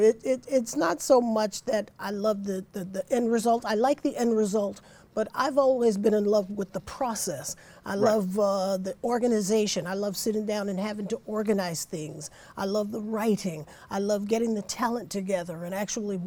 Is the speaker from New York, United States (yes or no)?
yes; New York City, New York, United States; I grew up in the Bronx